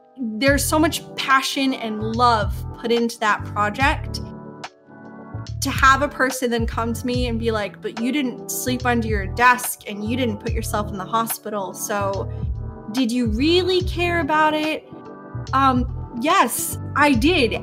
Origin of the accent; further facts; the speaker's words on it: New York, United States; I am from New York and it's hella diverse here